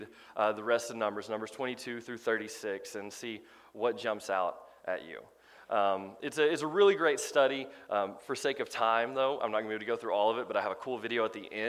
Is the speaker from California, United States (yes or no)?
no; Crossville, Tennessee, United States; born or raised there